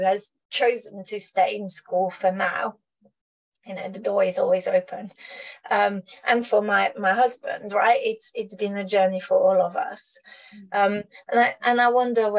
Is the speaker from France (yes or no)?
yes; France; I was raised in France, you know, the country of Descartes